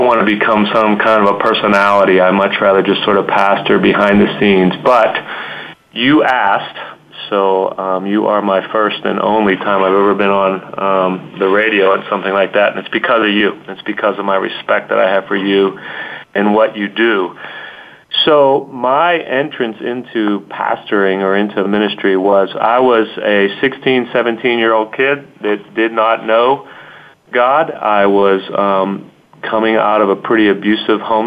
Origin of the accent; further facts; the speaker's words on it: Munhall, Pennsylvania, United States; I grew up in the Homestead sort of Munhall area